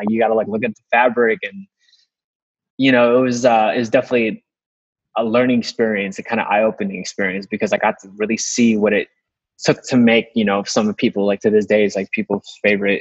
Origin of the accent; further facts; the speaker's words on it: Chicago, Illinois, United States; also born or lived in Los Angeles; me growing up in Chicago